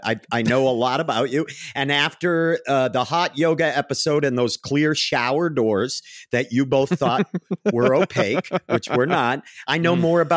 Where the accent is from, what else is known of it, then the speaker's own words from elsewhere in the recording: New England, United States; accent: New England; My New England accent came out.